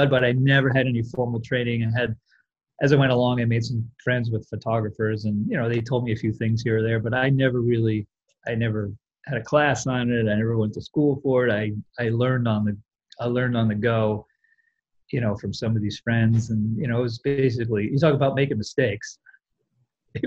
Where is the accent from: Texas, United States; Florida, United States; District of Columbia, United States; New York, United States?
New York, United States; Westchester County; I grew up in Westchester County